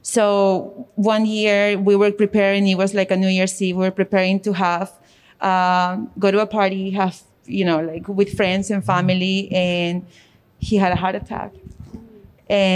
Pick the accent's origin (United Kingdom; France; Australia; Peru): Peru; now in Middletown, United States; I also came from a different country. I come from Peru